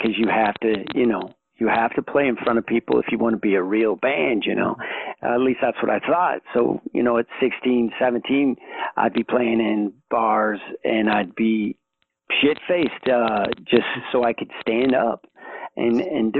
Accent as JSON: {"language": "English", "town": "Reno", "region": "Nevada", "country": "United States", "tie": "born or raised there", "said": "I grew up in Reno, Nevada"}